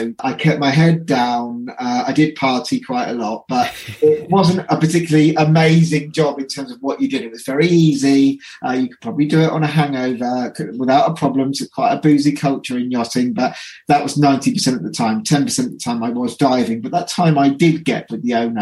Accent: Reading, South East England, United Kingdom; moved away as an adult; now in Cornwall, United Kingdom; I came out back to Reading, my hometown where I'm from

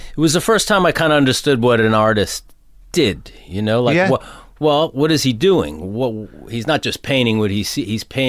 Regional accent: Mount Vernon, New York, United States; I grew up right outside of the city in Mount Vernon, New York.

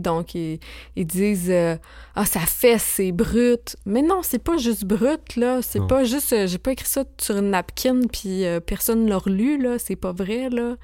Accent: Saint-Victor, Quebec, Canada; moved away; j'ai grandi euh, en Beauce, dans un petit village qui s'appelle Saint-Victor-de-Beauce

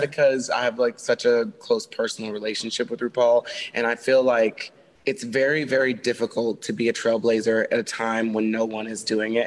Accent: Texas, United States; now in Los Angeles, United States; I grew up in the Bible Belt of Texas

